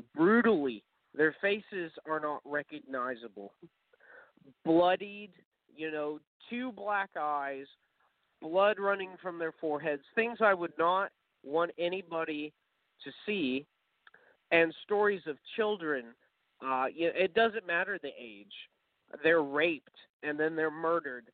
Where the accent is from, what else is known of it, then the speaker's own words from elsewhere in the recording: Oklahoma, United States; I'm from Oklahoma